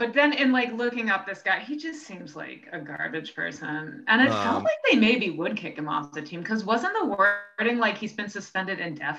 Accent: New York City, New York, United States; accent: New York Jew; also born or lived in Westport, Connecticut; I do have a New York Jew accent. I grew up on the Upper West Side.

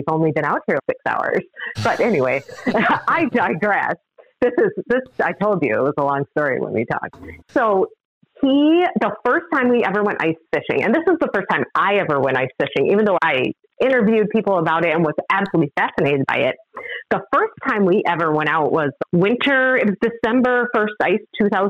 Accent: Illinois, United States; born there; I don't admit to most people that I was born in Illinois, but in Illinois, and I'm not a Bears fan

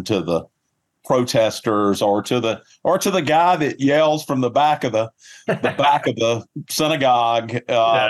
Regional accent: the South, United States; a Southerner

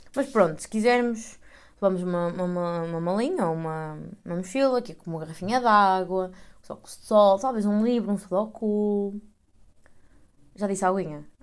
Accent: Portugal; moved away as an adult; now in Netherlands

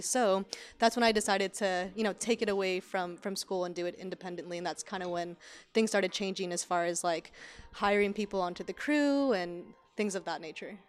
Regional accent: Sacramento, California, United States; moved away as an adult; now in Los Angeles, United States; even though I'm from California, being from Sacramento, Northern California

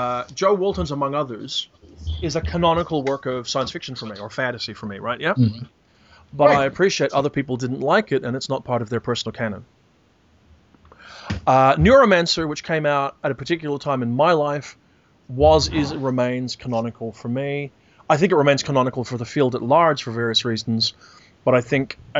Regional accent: Australia; I am an Australian white Anglo-Saxon male

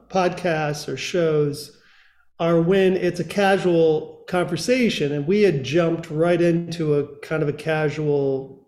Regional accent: Grand Rapids, Michigan, United States; and I'm from Grand Rapids, and it's, you know, it's quite frankly, it's one of the best cities in the world as far as I'm concerned.

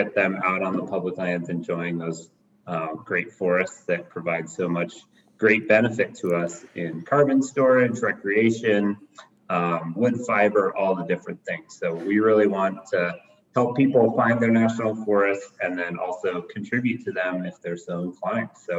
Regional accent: Bozeman, Montana, United States; now in Missoula, United States; I grew up in Bozeman

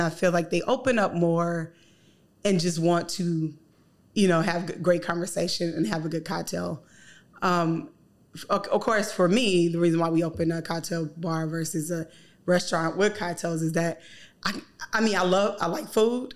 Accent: the South, United States; moved away; I'm from the South

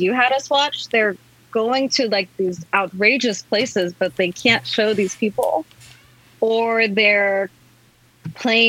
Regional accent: Diamond Bar, California, United States; Diamond Bar

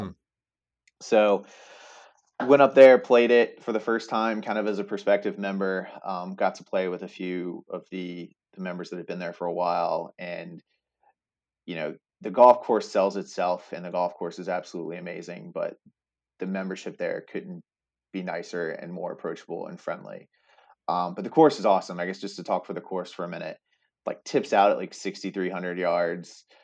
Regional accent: Staunton, Virginia, United States; also born or lived in Blacksburg, Virginia; now in Richmond, United States; was born and raised in Stanton, Virginia

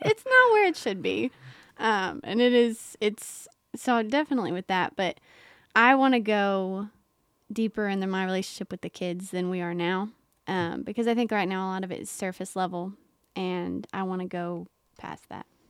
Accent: Mount Sterling, Kentucky, United States; moved away as an adult; now in Knoxville, United States; I'm from Mount Sterling, Kentucky, which is a very small town

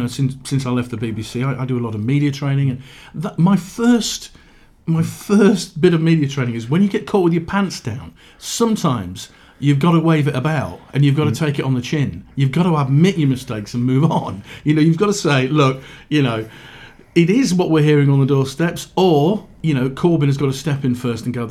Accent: Yorkshire and the Humber, United Kingdom; I grew up in South Yorkshire, you know, mining communities

